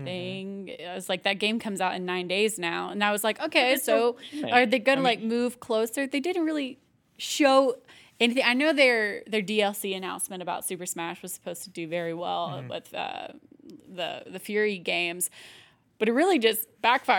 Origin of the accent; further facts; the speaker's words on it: the South, United States; I am from the South